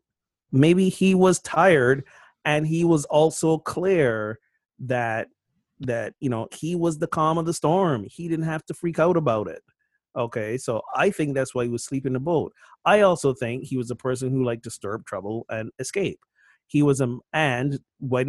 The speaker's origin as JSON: {"language": "English", "country": "Barbados", "said": "I'm from Barbados and like at 5 p.m., everything shuts down."}